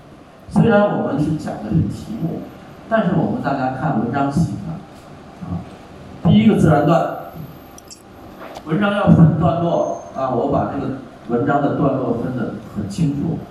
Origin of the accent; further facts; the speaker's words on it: Thailand; Chinese is a second language; 那你要看雨的话，那不如在我们泰国看。泰国雨季的时候，一天好几场，对不对？